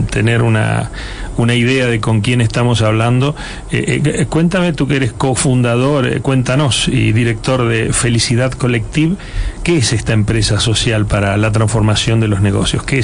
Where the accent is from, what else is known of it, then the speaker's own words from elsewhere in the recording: Spain; lo cual nos alegra para los que también somos españoles